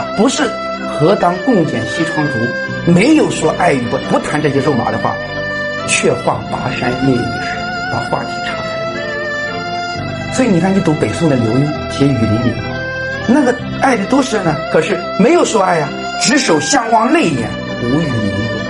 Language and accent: Chinese; China; 我们中国人的表达，